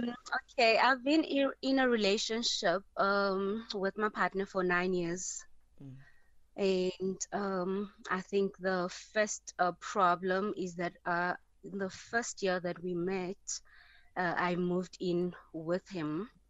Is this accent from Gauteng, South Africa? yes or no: yes; Pretoria, Gauteng, South Africa; now in Johannesburg, South Africa; I got a job this side. I was from Pretoria, and then I got a job this side in Joburg.